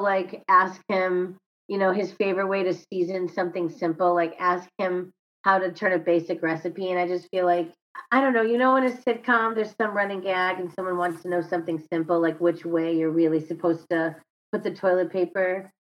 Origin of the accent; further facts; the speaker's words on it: Chicago, Illinois, United States; accent: Chicago; That's my Chicago accent.